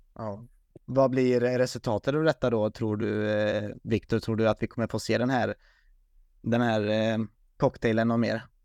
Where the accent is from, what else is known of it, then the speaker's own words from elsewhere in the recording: Sweden; som svensk